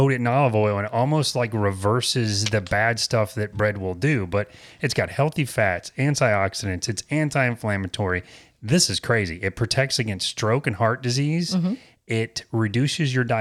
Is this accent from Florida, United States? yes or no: yes; Apopka, Florida, United States; all the places that I grew up in Apopka. I was born in Apopka